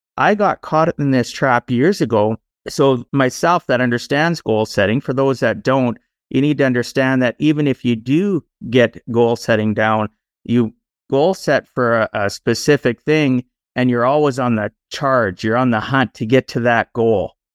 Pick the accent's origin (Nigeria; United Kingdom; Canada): Canada; Born and raised in Canada, I am now in my fifties